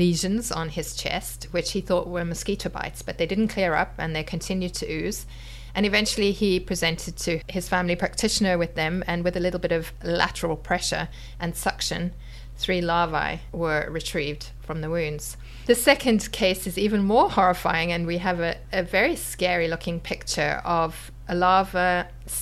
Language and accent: English; South Africa; moved away; When I was young, I grew up in South Africa